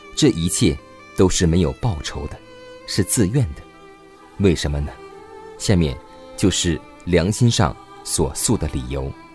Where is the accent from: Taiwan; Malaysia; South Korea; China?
China; 我们中国人